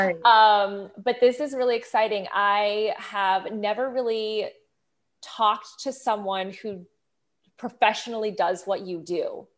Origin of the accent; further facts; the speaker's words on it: Kansas City, Missouri, United States; also born or lived in France; I am from France, grew up in Kansas City. So we have all these different, you know, kind of things going on, and we both speak English and French.